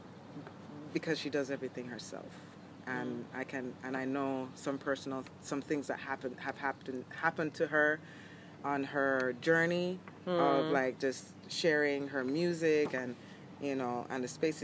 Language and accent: English; Jamaica; now in New York, United States; growing up in Jamaica